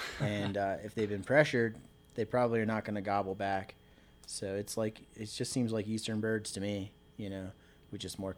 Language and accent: English; Annapolis, Maryland, United States; moved away as an adult; now in Colorado, United States; I grew up in Maryland. I grew up fishing and, I was born in Annapolis, Maryland, so I grew up on the water and around the outdoors my whole life